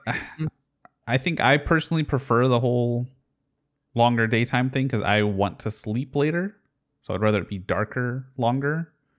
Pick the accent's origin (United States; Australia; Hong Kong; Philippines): United States; Houston, Texas; I grew up in Houston, so there was a radio station called ninety four point five The Buzz